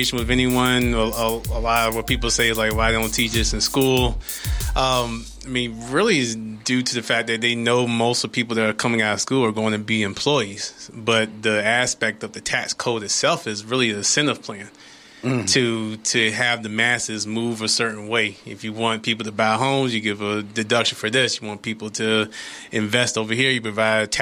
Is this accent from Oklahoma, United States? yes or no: no; Norfolk, Virginia, United States; I'm born and raised out of Norfolk, went to Booker T, and then decided to stay somewhat local